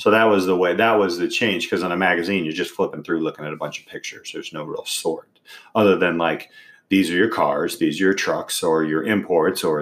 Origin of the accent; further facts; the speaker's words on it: Indiana, United States; I say Carvana because I'm from Indiana.